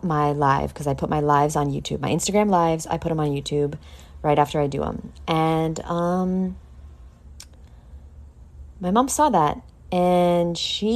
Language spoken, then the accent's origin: English; New York, United States; I'm from New York